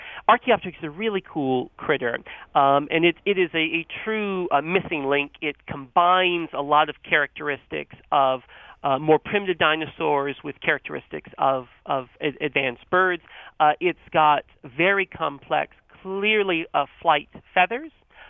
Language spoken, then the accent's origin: English; North Carolina, United States; So I grew up in North Carolina, and I had that same experience of seeing pileated woodpeckers outside